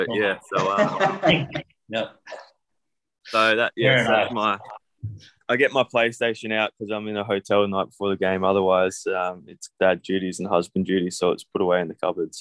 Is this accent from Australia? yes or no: yes; Adelaide, South Australia, Australia; also born or lived in Sydney; now in Kuwait; I'm originally from Adelaide, so our traffic consists of traffic lights.